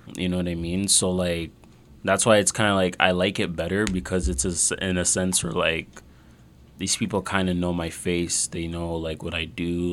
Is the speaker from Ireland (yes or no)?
no; Mississauga, Ontario, Canada; we're actually close to you know Mississauga Valley. Yep. Yeah, yeah. I grew up around there